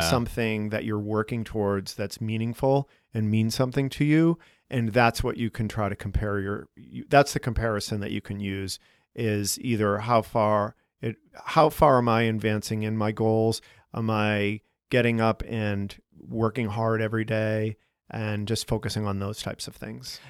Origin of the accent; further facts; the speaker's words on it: Boston, Massachusetts, United States; now in Chicago, United States; we're both from Boston